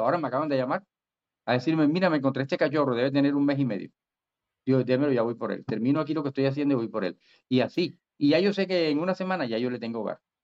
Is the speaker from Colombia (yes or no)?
yes; Barranquilla, Atlántico, Colombia; yo nací en Barranquilla, pero me crié en, en, pueblo, yo soy prácticamente soy provinciano